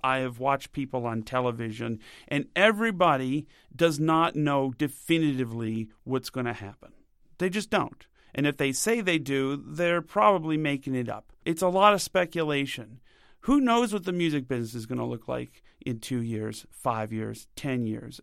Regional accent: United States; Being an American

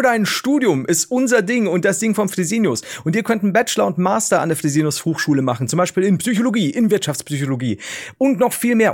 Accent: the South, Southern Germany, Germany; ich komme aus dem Süden

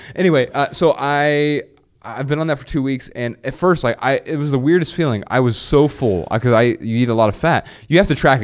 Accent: Dayton, Ohio, United States; moved away as an adult; I am from Dayton, Ohio.

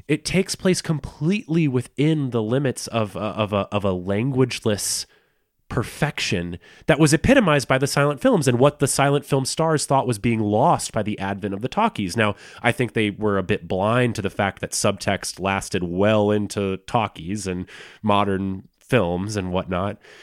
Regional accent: the South, United States; I'm from the South, and my both my family parents' families are from the South

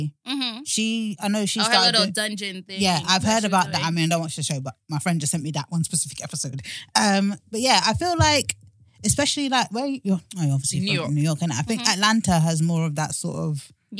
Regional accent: United Kingdom; as a black culture in the UK

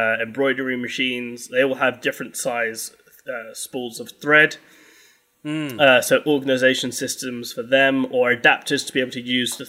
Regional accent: London, United Kingdom; now in Hastings, United Kingdom; I am from London, but no, now I live in the southeast coast. I live pretty much... I live in Hastings

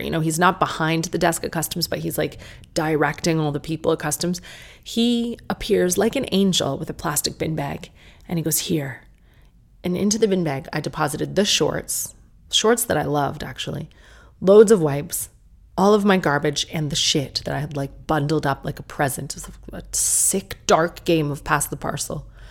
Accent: United States; accent: American; my American accent

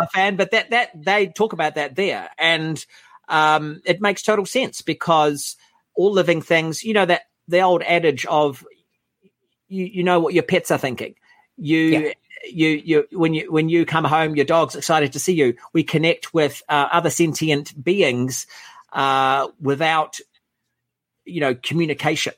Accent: New Zealand; I'm from the Shire. I'm from a little, island in the South Pacific, set of islands, I should say.

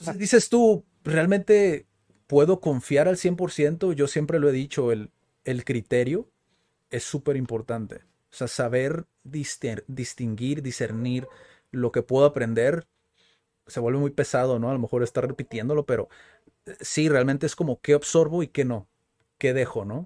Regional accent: Mexico; Como buenos mexicanos.

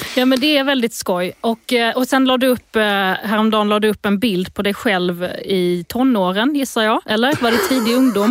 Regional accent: Lund, Skåne, Sweden; accent: Lund dialect; also born or lived in Eslöv; Jag kommer från Lund

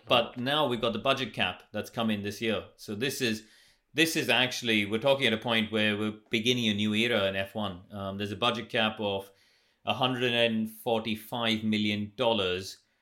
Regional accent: India; moved away; when I grew up in India, we didn't have any karting

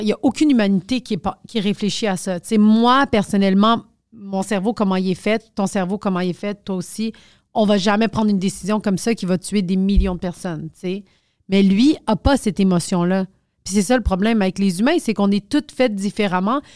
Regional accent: Quebec, Canada; je suis née au Québec genre je suis juste pas bonne en français

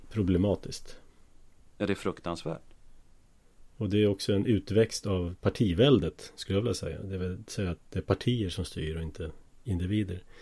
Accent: Knivsta, Uppsala County, Sweden; här växte jag upp.

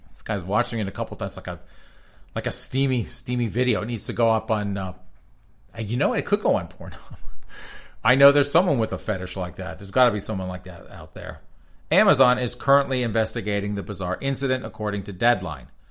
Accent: United States; I'm American

